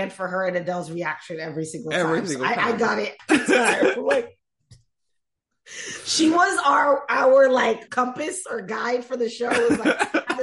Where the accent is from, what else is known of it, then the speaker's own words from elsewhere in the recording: Miami, Florida, United States; I grew up in Miami